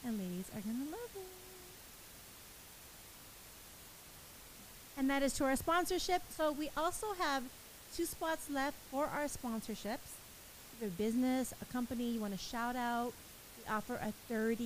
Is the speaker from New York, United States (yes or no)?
no; Baldwin Park, California, United States; I grew up in Baldwin Park, now Monty